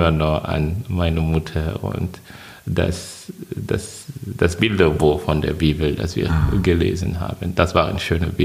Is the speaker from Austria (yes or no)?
no; Côte d’Ivoire; Ich komme aus der Elfenbeinkiste. Elfenbeinküste. Genau, also auf der Karte von Afrika, das ist in Westafrika.